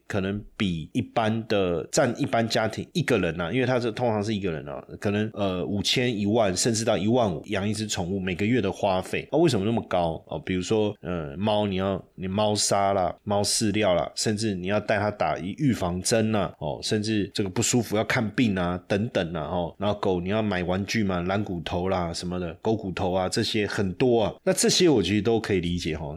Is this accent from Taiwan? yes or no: yes; Taipei, Taiwan; 我从小在台北长大嘛，因为我在台北出生，在台北长大